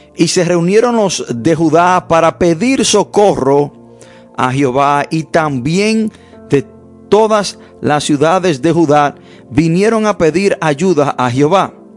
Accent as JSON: {"language": "Spanish", "country": "United States", "tie": "born or raised there", "said": "desde niño creciendo me enseñaron en los Estados Unidos"}